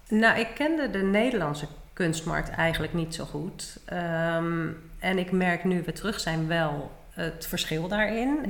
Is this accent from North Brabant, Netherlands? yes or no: no; The Hague, South Holland, Netherlands; moved away as an adult; also born or lived in Maastricht / Enschede / Seattle / New Orleans; now in Almere, Netherlands; ik kom uit Den Haag.